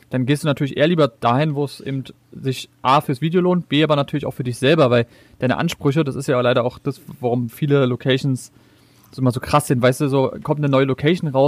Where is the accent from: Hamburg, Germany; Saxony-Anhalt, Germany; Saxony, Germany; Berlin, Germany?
Berlin, Germany; also born or lived in Brandenburg; ich bin ja auch in Berlin aufgewachsen, ein bisschen in Brandenburg.